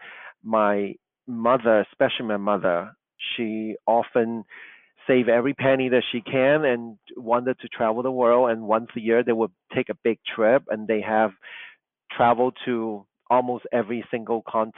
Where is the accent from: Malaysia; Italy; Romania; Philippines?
Malaysia; Kuala Lumpur; English is a second language; moved away; also born or lived in Chicago; Growing up in Kuala Lumpur, I was not surrounded by beautiful architecture, classical architecture